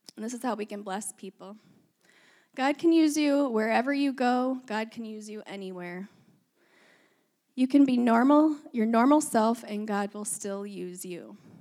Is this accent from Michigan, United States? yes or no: yes; Michigan, United States; moved away as an adult; also born or lived in Ohio / Minnesota / Wisconsin; now in Northern California, United States; I was born in Ohio, grew up in Michigan